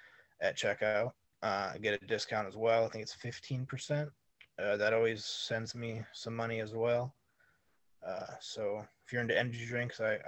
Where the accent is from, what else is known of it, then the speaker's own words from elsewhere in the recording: Janesville, Wisconsin, United States; Janesville Wrestling Alliance. That's a company I'm involved in my hometown